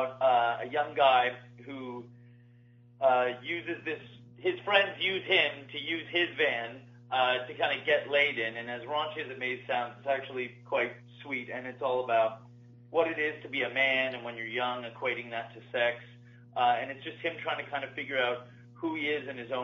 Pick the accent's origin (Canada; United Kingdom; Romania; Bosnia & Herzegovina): Canada; I'm from Canada, and that's where I've done most of my work all through my life